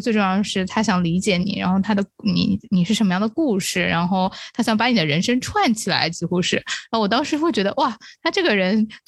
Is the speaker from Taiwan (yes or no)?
no; China; 可能作为中国人或者是作为亚洲人，我们看啊武打戏看的很多嘛